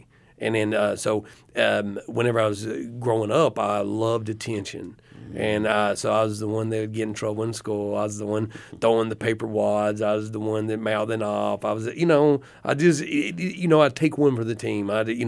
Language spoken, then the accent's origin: English; Athens, Tennessee, United States; we came from Athens, Tennessee, which is in between Chattanooga and Knoxville, Tennessee, and it was a dry county.